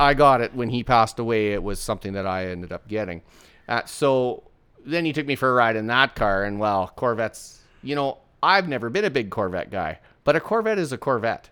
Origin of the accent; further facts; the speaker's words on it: Port Alberni, British Columbia, Canada; now in Saskatchewan, Canada; I was born in a small town in British Columbia on Vancouver Island called Port Alberni